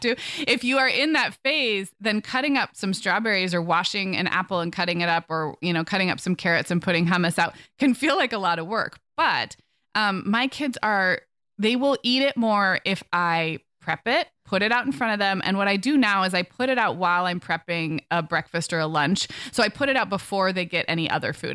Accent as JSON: {"language": "English", "town": "Santa Barbara", "region": "California", "country": "United States", "tie": "born or raised there", "also_born_or_lived": "Orange County, California", "moved": "yes", "said": "my family and I are moving from Orange County to my hometown of Santa Barbara."}